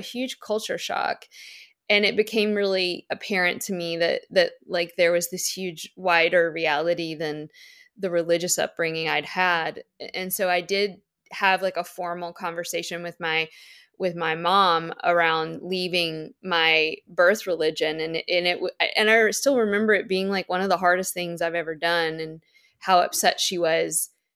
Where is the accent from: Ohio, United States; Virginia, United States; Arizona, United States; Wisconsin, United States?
Virginia, United States; moved away; my Virginia family's, like, Katie's tiny bungalow.